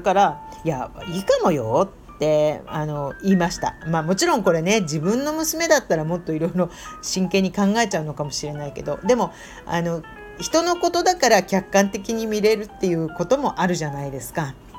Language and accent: Japanese; Tokyo, Japan; now in Indonesia; 東京出身ですから、あの、そういう日本からやってきて、インドネシアの大家族で住んだりしてる